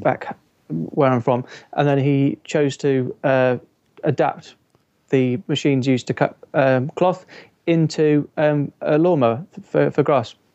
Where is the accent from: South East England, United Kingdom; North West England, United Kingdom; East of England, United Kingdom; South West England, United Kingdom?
South West England, United Kingdom; Stroud; now in Edinburgh, United Kingdom; Stroud, which is my hometown.